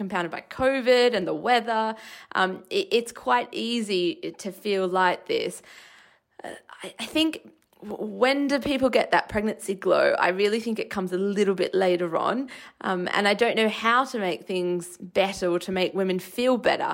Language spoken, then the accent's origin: English; Australia; moved away; where I grew up in Australia